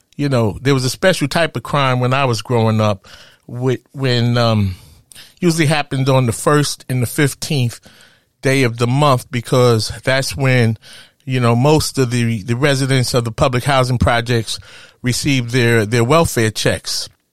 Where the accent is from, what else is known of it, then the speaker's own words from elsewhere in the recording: New York, United States; growing up in Harlem